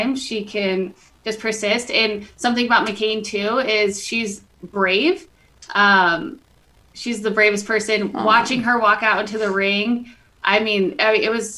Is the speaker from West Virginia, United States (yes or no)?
no; Reno, Nevada, United States; I loved playing for my hometown. I actually chose to play for Nevada over other schools is because my sisters were a lot younger than me and I wanted to stay home